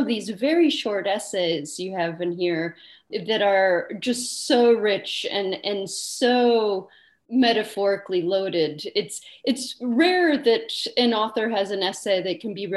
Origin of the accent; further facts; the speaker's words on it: United States; as an American